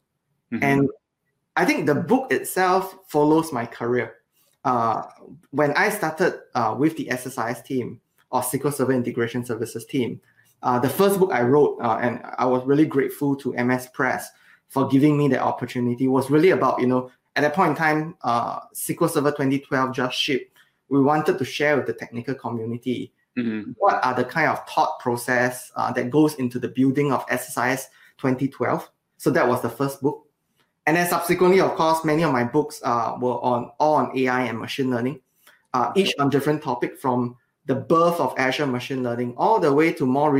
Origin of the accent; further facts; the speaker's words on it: Singapore; now in Redmond, United States; So I moved out of Singapore about 13 years ago. And as many of you know, or if you have not, Singapore is a beautiful island.